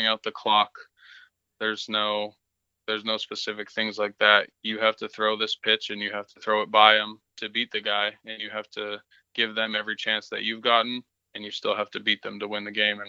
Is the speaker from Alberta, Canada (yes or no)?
yes; Beaumont, Alberta, Canada; I grew up playing in Beaumont.